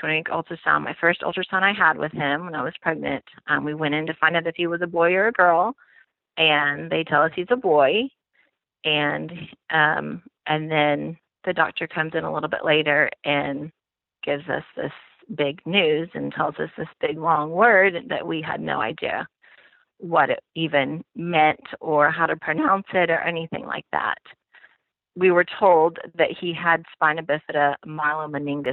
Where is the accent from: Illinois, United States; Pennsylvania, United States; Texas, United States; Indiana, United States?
Texas, United States; Austin; also born or lived in Houston / Fort Worth / New York; I am basically a native Texan. I was born in Houston, and we moved to Austin when I was about 8 years old with my family